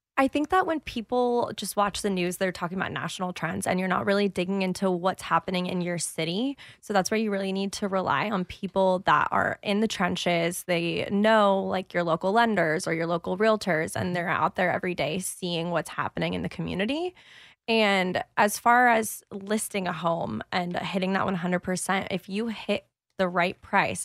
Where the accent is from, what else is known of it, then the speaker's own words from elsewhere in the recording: San Diego, California, United States; moved away as an adult; also born or lived in Orange County, California; now in Austin, United States; I was born in Orange County, but we moved to San Diego when I was seven, and I consider it home